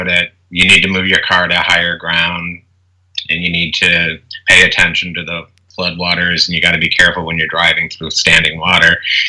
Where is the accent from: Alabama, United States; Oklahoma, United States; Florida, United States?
Alabama, United States; now in New Orleans, United States; No, I'm originally from Alabama, but I moved around a lot growing up and as an adult. But I've been in New Orleans longer than I've been anywhere else.